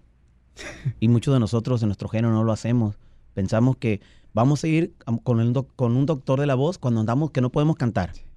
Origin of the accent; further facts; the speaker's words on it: Pueblos Unidos, Sinaloa, Mexico; donde yo me crié, pues en Pueblos Unidos